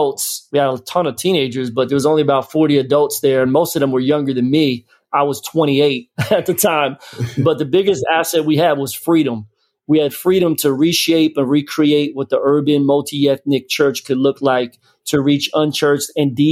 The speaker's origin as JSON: {"language": "English", "town": "Philadelphia", "region": "Pennsylvania", "country": "United States", "also_born_or_lived": "Florida", "moved": "as an adult", "lives_now": "Tampa, United States", "said": "I'm from Philly."}